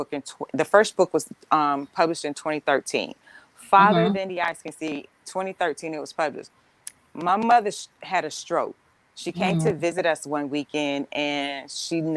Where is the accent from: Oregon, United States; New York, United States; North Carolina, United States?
North Carolina, United States; Roper; moved away; also born or lived in Miami; I am originally from Roper, North Carolina